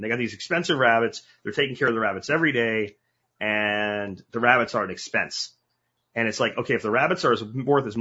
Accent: Pennsylvania, United States; moved away; my hometown in Pennsylvania

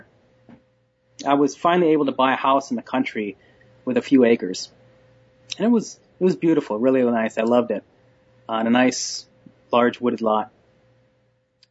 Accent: Minneapolis suburbs, Minnesota, United States; I grew up in the Minneapolis suburbs, a typical rough-and-tumble boy's childhood.

